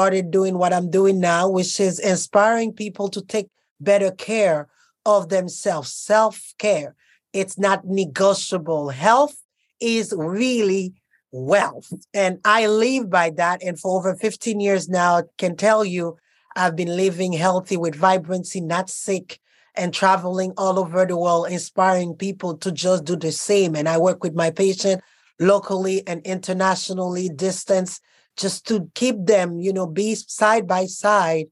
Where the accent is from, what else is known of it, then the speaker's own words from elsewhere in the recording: Costa Rica; moved away; also born or lived in Haiti / Europe; I grew up born in Haiti, grew up in Costa Rica, and my life developed in Europe.